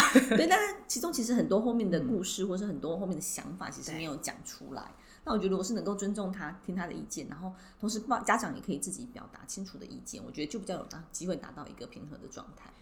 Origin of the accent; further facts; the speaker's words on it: Taiwan; 我们也是很习惯在这样的环境下长大